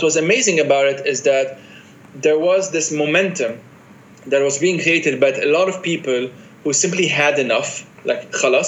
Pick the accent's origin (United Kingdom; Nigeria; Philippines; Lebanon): Lebanon; also born or lived in France; I'm a Lebanese guy who has these multiple identities, Palestinian, Italian, Argentinian, whatever. I was born in France, but I'm not French.